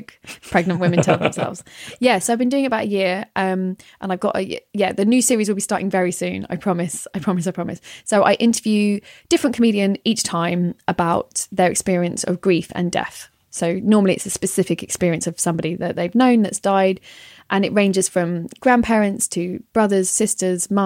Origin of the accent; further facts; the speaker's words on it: London, United Kingdom; accent: North London; I'm from North London. So this is what you're hearing here is a true example of a North London accent